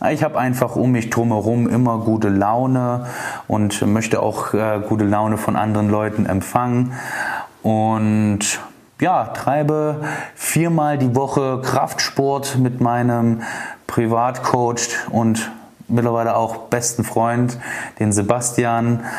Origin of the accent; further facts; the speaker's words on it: Dresden, Saxony, Germany; Also, ich bin am 26.10.1988 geboren in Dresden, wohne auch immer noch hier. Ich liebe diese Stadt